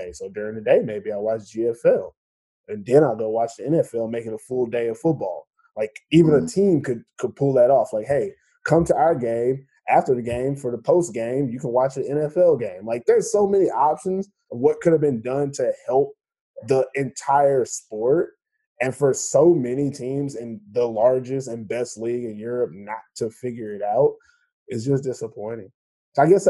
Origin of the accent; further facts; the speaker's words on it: United States; now in Finland; As an American out here